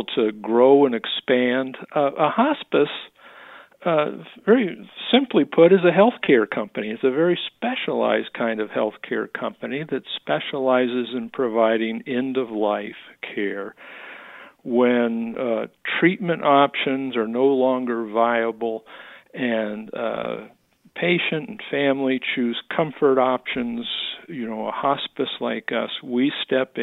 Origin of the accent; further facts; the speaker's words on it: San Francisco Bay Area, East Bay, California, United States; moved away as an adult; also born or lived in Pittsburgh, Pennsylvania; now in Phoenix, United States; I'm a California native, grew up in the San Francisco Bay Area, East Bay